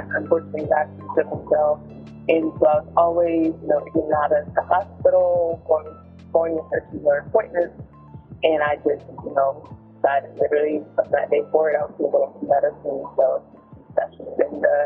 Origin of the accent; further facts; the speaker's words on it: North Carolina, United States; also born or lived in Chicago; I am from North Carolina, North Carolina native.